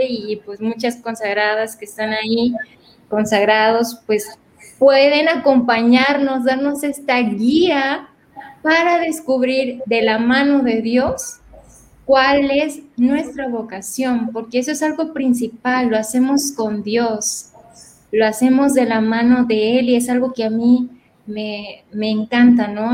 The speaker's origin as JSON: {"language": "Spanish", "region": "Veracruz", "country": "Mexico", "tie": "born or raised there", "moved": "yes", "lives_now": "Monterrey, Mexico", "said": "Yo soy originaria de Veracruz"}